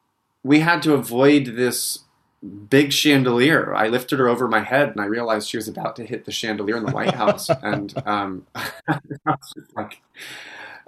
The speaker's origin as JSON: {"language": "English", "region": "Utah", "country": "United States", "tie": "born or raised there", "moved": "yes", "lives_now": "New York, United States", "said": "growing up in Utah"}